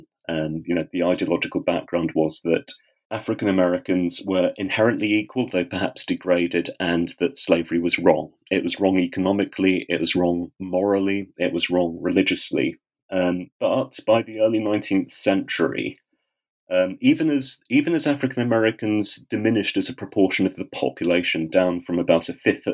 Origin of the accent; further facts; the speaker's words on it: United Kingdom; I have had all of my education in Britain